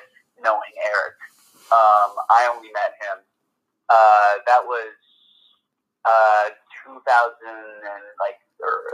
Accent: New York City, New York, United States; also born or lived in New Jersey; growing up in Manhattan

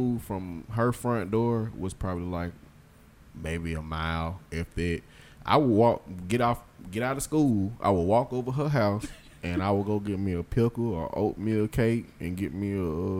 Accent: South Carolina, United States; now in Tennessee, United States; I'm from South Carolina, so I know my lingo a whole lot different than what Tennessee lingo is

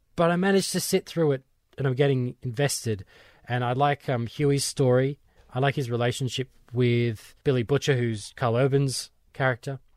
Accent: Australia; for my Australian ears

